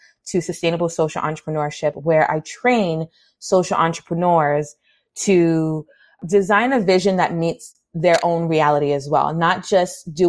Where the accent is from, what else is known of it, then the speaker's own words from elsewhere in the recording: New York City, New York, United States; growing up in the Bronx, New York